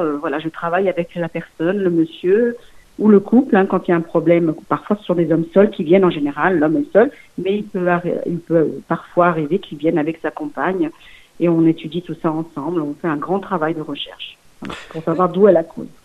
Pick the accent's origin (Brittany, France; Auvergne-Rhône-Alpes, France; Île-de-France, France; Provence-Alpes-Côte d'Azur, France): Auvergne-Rhône-Alpes, France; Lyon region; also born or lived in Mulhouse, Haut-Rhin / Portugal (ancestry); j'ai vécu mm, toutes et mes fait mes études dans la région lyonnaise